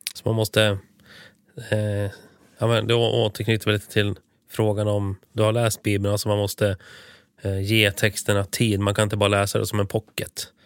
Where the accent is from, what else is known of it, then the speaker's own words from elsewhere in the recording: Sweden; vi som är födda och uppväxta i Sverige med svenska föräldrar